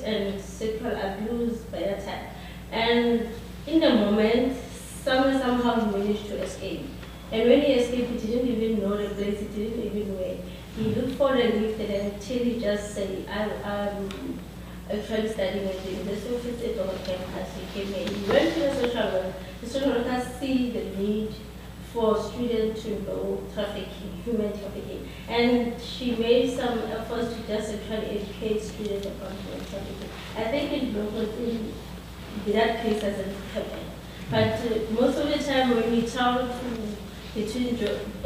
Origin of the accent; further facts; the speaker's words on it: South Africa; I'm from South Africa also